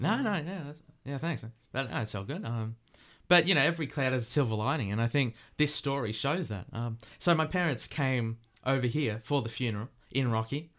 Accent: Australia; accent: Aussie; you're hearing my Aussie accent

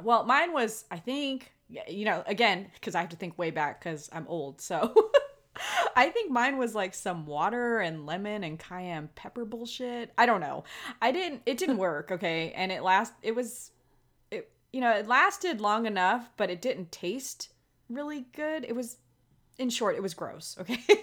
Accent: Los Angeles, California, United States; now in Las Vegas, United States; When I was a kid growing up in Los Angeles during the summers

